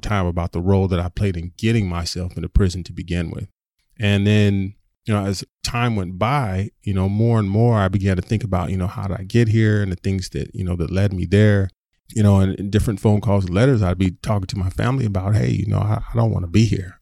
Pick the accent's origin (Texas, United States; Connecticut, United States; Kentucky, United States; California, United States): California, United States; San Diego; I grew up in Southern California, in Southeast San Diego